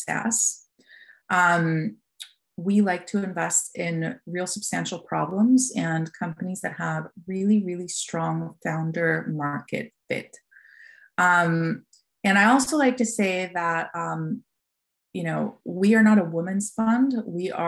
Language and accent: English; Costa Rica; moved away as an adult; now in United States; I was born and raised in Costa Rica. I moved to America in 2005 for business school